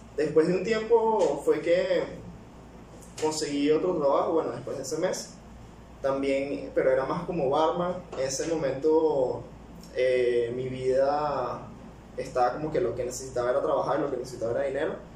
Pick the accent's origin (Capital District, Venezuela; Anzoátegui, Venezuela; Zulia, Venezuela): Capital District, Venezuela; Caracas; accent: capitalino; moved away as an adult; also born or lived in Calabozo, Guárico, Venezuela / Peru; now in United Arab Emirates; ahí fue donde nací, me crié como hasta los 6 años y después de ahí me fui a vivir para Caracas. Estuve siempre viviendo en Caracas, en la capital, así que mi acento es más capitalino